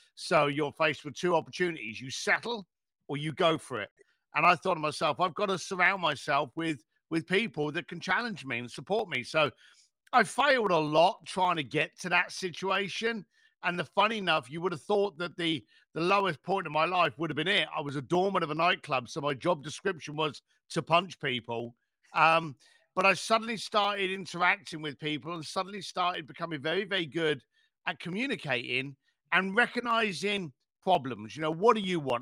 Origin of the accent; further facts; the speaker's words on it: United Kingdom; I'm British.